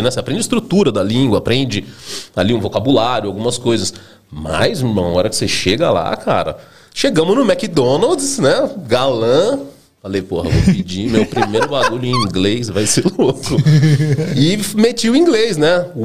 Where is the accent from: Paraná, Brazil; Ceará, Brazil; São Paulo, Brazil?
São Paulo, Brazil; Campinas; Na verdade, eu nasci em São Paulo, né? E aí meus pais mudaram para Campinas, sei lá, eu devia ter uns 4 anos de idade, assim, mais ou menos. Então eu acabei crescendo lá em Campinas